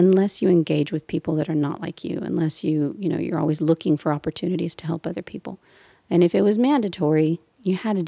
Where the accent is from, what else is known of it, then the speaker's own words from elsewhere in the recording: Brownsville, Texas, United States; now in Houston, United States; And from the Valley, I'm from Brownsville.